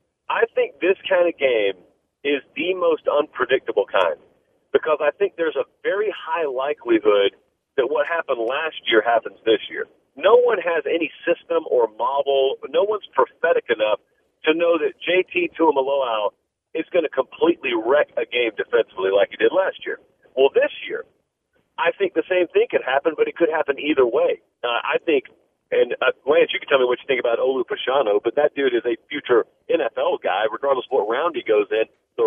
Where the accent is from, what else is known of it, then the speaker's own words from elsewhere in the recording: the South, United States; I grew up in the South, and so naturally, I think the world revolves around SEC Saturdays.